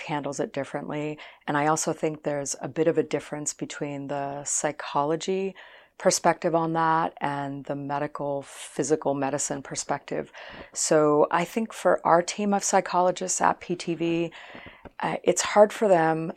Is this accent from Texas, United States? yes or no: no; Boston, Massachusetts, United States; moved away; also born or lived in Los Angeles; I grew up in the Boston area